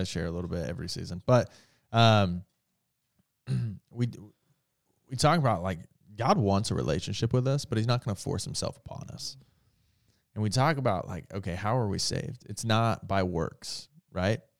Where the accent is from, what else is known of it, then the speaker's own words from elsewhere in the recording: Indiana, United States; I'm from Indiana